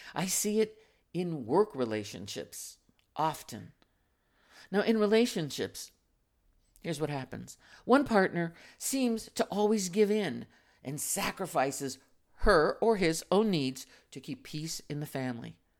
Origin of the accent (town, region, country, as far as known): United States